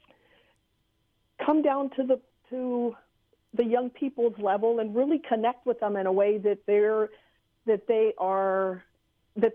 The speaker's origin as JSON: {"language": "English", "town": "San Antonio", "region": "Texas", "country": "United States", "tie": "born or raised there", "moved": "yes", "said": "I come from San Antonio, Texas, born and raised"}